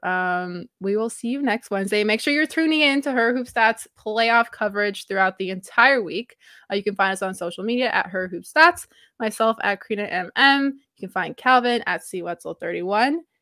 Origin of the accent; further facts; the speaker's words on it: Toronto, Ontario, Canada; I am from Toronto, Canada, I am Canadian